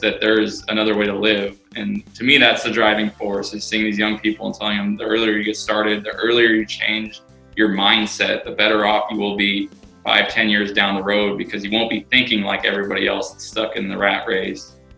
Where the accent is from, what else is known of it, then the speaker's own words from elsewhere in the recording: Sacramento, California, United States; born and raised in Sacramento